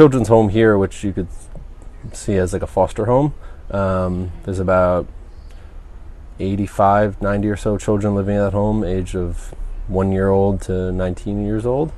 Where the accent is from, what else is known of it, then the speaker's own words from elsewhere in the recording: Rockland County, New York, United States; moved away as an adult; also born or lived in Oswego, New York / Brooklyn, New York; now in Montanita, Ecuador; I am a 28-year-old male from Rockland County, New York. It's a town about 25 minutes or so north of Manhattan. So I grew up there.